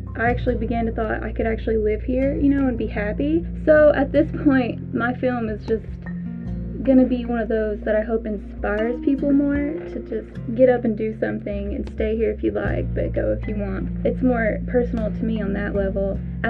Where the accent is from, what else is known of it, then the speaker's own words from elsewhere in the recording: Grayson, Kentucky, United States; I'm from Carter County in Grayson. I'm 22 years old.